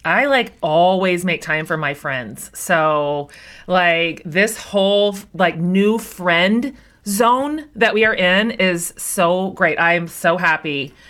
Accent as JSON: {"language": "English", "region": "Kansas", "country": "United States", "tie": "born or raised there", "said": "I grew up in Kansas"}